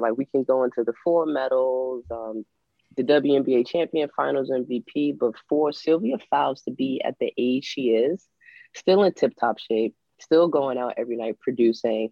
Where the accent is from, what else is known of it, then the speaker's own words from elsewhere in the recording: East Coast, United States; I'm from the East Coast.